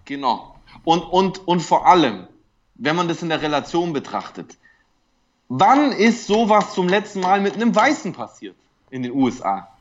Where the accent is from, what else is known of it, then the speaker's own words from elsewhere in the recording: Germany; als Deutscher